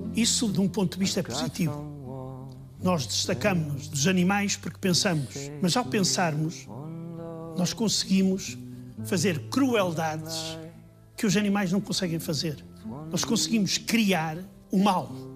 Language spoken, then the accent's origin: Portuguese; Póvoa de Varzim, Norte, Portugal; accent: northern; moved away as an adult; also born or lived in Soviet Union; Eu nasci na fronteira entre a Póvoa e Vila do Conde. E nós íamos à Póvoa quando éramos pequenos